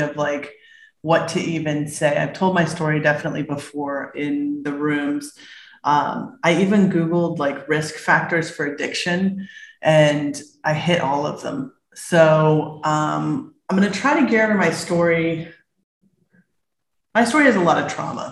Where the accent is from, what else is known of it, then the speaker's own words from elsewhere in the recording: Berkeley, California, United States; I was born in Berkeley, California